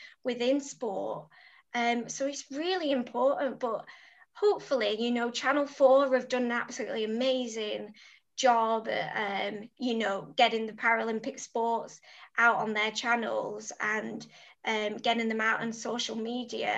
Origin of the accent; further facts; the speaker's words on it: Preston, North West England, United Kingdom; the support I got from Preston